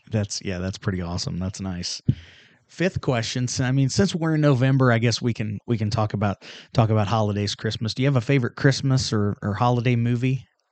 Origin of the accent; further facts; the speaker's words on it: Union Star, Missouri, United States; I'm from Union Star, so I, I get the small town thing. I had 19 in my class